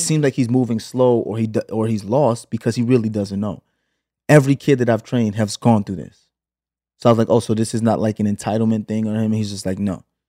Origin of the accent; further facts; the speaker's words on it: New York City, New York, United States; moved away as an adult; also born or lived in Flatbush, Brooklyn / Los Angeles; now in Atlanta, United States; Flatbush to Canarsie when I was eight